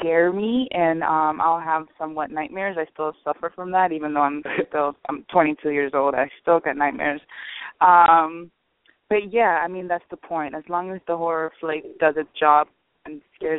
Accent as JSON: {"language": "English", "town": "Miami", "region": "Florida", "country": "United States", "tie": "born or raised there", "said": "I'm a city girl. I was born and raised in Miami"}